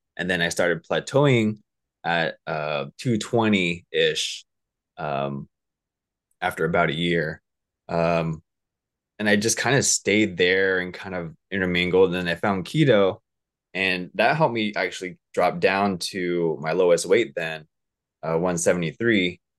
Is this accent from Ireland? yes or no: no; Southern California, United States; also born or lived in Alaska / Orange County; I'm from, um, Southern California. Uh, I was raised here. I was actually born up over in Alaska.